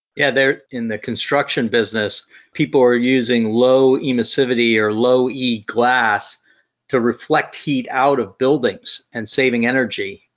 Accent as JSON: {"language": "English", "country": "Brazil", "tie": "born or raised there", "moved": "yes", "said": "growing up in Brazil"}